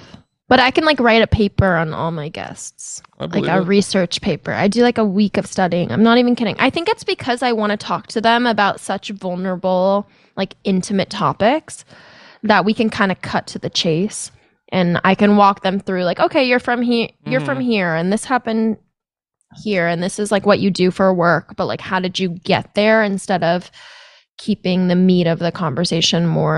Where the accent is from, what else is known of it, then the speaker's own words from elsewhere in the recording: Seattle, Washington, United States; I'm from Seattle.